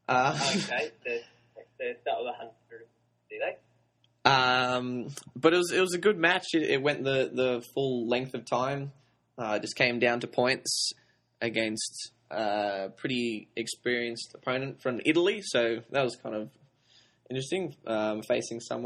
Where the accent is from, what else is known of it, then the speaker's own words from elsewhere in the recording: Sydney, New South Wales, Australia; I'm from Sydney, Australia